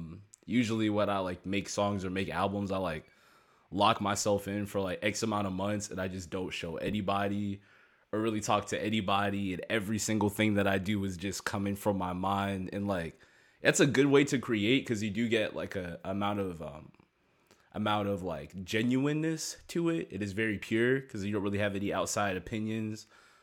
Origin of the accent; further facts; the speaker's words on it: Maryland, United States; I'm from Maryland, and, like, they hit, like, Maryland maybe, like, shoot, like, 9 years ago